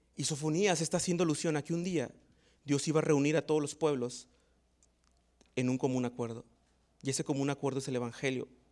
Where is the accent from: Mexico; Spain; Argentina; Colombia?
Mexico; como buenos mexicanos